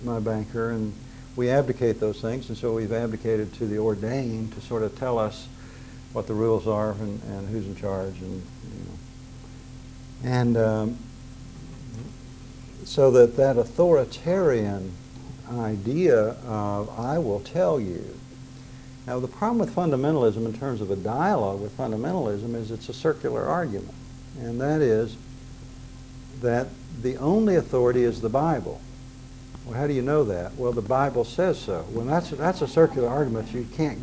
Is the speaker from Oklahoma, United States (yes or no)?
yes; Drumright, Oklahoma, United States; I grew up in Drumright, which is 30 miles from Tulsa. It's in northern Oklahoma